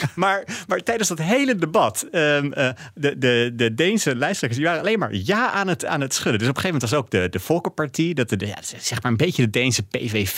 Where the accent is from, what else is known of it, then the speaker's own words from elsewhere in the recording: Netherlands; als Nederlander